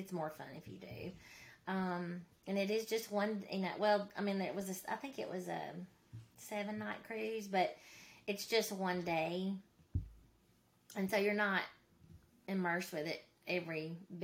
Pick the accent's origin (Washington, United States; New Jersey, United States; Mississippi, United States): Mississippi, United States; I am from Mississippi, as you can tell by my accent